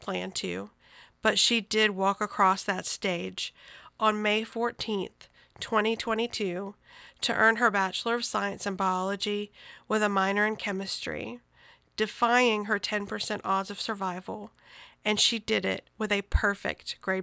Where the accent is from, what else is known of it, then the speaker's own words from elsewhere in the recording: Gulfport, Mississippi, United States; moved away; my hometown of Gulfport, Mississippi